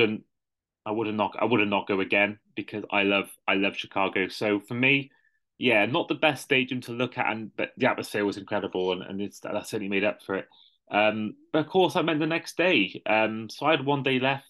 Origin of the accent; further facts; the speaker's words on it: United Kingdom; I'm from Britain